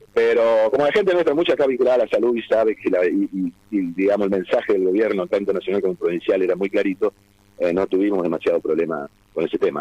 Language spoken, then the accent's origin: Spanish; Argentina; now in Santa Fe, Argentina